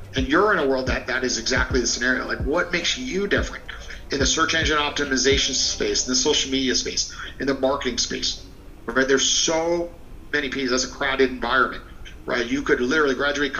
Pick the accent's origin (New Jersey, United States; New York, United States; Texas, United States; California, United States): New York, United States; now in Florida, United States; I'm from New York